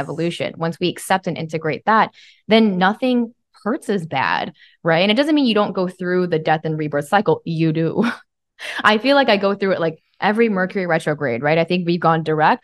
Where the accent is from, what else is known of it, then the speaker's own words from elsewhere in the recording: Bible Belt, Southern United States, United States; I was raised in the Christian Bible Belt.